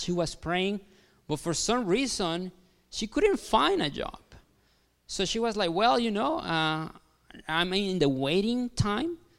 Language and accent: English; Mexico; English is a second language; moved away as an adult; also born or lived in Kansas City, United States; now in Bourbonnais, United States; I am Mexican. Yes, yes, I am from Mexico. I know what you're thinking, like, like, "Jeez, this guy has an accent. Where is he from?" So I'm from Mexico. Uh, I was born there.